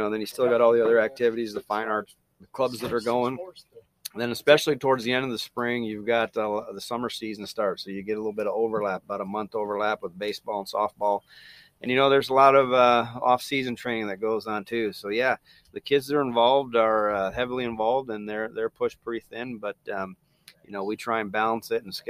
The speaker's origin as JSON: {"language": "English", "town": "Joliet", "region": "Illinois", "country": "United States", "also_born_or_lived": "Kirksville, Missouri", "moved": "as an adult", "lives_now": "Fairfield, Iowa, United States", "said": "I'm originally from the Joliet, Illinois area"}